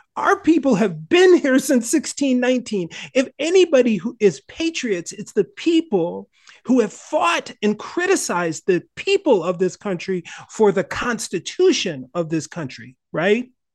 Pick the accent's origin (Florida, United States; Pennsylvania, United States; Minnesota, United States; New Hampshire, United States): Minnesota, United States; growing up in Minnesota